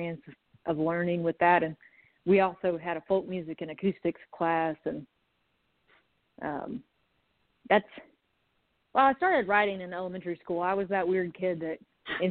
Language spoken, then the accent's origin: English; Conway, Arkansas, United States; also born or lived in Little Rock, Arkansas; I'm from Arkansas. I was born in Little Rock, and I grew up mainly in Conway, that's just outside of Little Rock